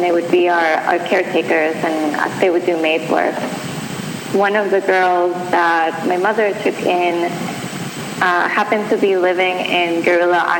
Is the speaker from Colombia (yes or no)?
yes; Bogotá, Bogotá Capital District, Colombia; moved away; I grew up in Bogota, Colombia